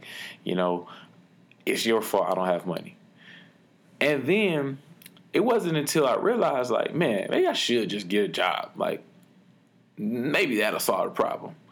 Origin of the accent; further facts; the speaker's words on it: Detroit, Michigan, United States; When I was younger, growing up in Detroit